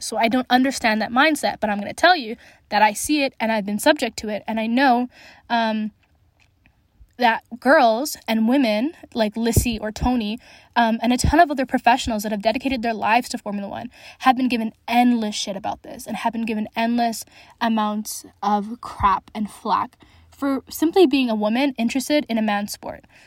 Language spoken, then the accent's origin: English; Alberta, Canada; I'm from Alberta